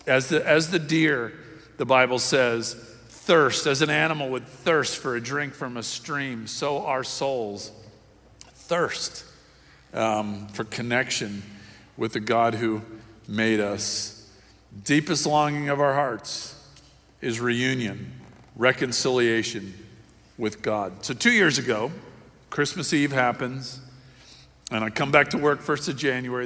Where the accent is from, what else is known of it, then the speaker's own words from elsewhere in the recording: Miami, Florida, United States; I was raised in Miami